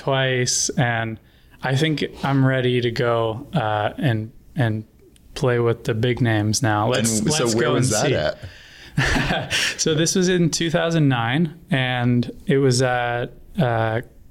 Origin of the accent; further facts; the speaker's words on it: an hour north of Toronto, Ontario, Canada; So I grew up in Toronto, just an hour north